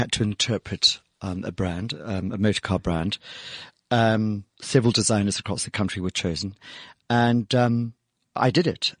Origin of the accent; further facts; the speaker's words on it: South Africa; our award-winning status as South African designers